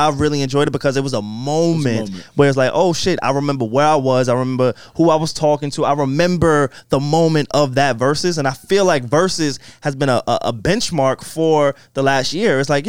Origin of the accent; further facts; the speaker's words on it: New York, United States; And we're from New York, though